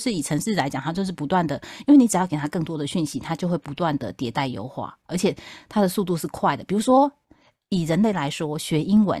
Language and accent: Chinese; Taipei, Taiwan; now in South Taiwan; 你知道我从台北嫁到南台湾来